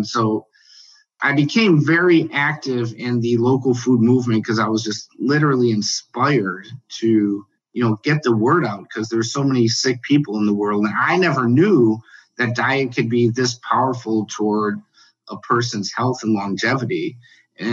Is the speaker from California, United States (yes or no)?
no; Chicago, Illinois, United States; I grew up in Chicago